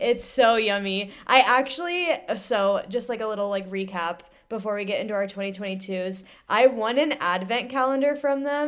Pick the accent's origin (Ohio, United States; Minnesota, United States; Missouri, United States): Ohio, United States; Central; moved away as an adult; now in Lorton, Virginia, United States; I grew up in Central Ohio